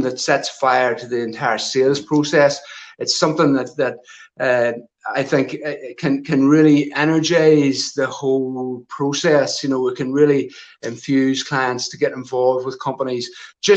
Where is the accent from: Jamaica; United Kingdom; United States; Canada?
United Kingdom; near Armagh, Northern Ireland; I grew up in a rural location just on the north side of the border, close to the southern border into the Republic of Ireland, in a wee place called Katy, which is just outside Armagh